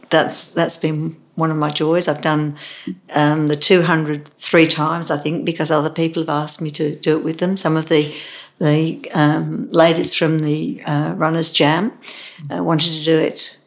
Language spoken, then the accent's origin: English; Derby, East Midlands, United Kingdom; Being English, a lot of people don't swim, but my father sort of threw us in and said, "Swim." We lived in Derby, where Matlock Bath is around, and we'd go up there.